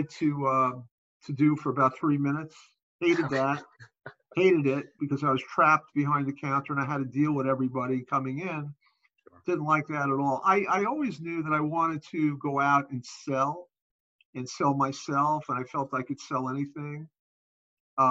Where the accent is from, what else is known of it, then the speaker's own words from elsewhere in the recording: New York City, New York, United States; I grew up in Brooklyn in the 60s